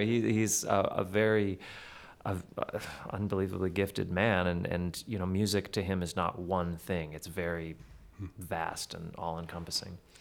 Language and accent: English; Manitoba, Canada; I'm from Manitoba, you can drive for hours and it looks exactly the same.